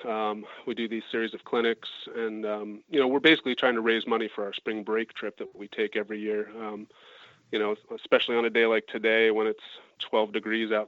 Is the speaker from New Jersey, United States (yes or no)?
no; Wilmington, Delaware, United States; I grew up in Wilmington, Delaware